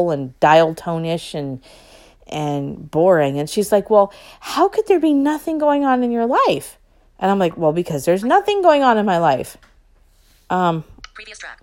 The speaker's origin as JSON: {"language": "English", "town": "Long Beach", "region": "California", "country": "United States", "tie": "born or raised there", "moved": "as an adult", "said": "I was born in Long Beach"}